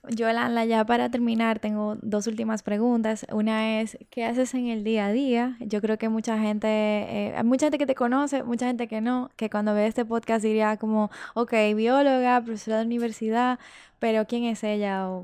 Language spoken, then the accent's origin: Spanish; Dominican Republic; somos dominicanos y dominicanas